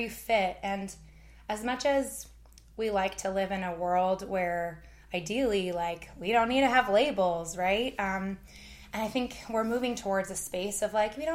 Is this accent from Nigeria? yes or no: no; Canada; moved away as an adult; now in United States; my lived experience growing up in Canada